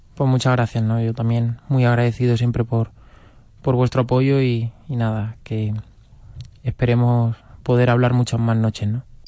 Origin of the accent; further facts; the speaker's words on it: Toledo, Castilla-La Mancha, Spain; como toledano y como torero de Toledo que soy